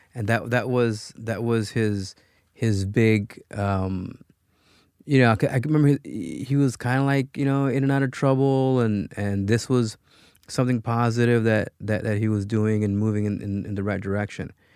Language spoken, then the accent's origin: English; Los Angeles, California, United States; also born or lived in Michoacán, Mexico; I was born in Michoacán, um, but my parents immigrated, uh, to the U S when I was a year old. So I pretty much grew up in Pacoima, California